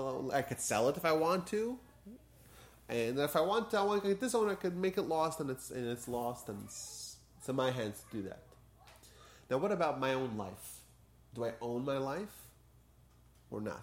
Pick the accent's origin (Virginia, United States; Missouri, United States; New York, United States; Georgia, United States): New York, United States; moved away; I grew up in New York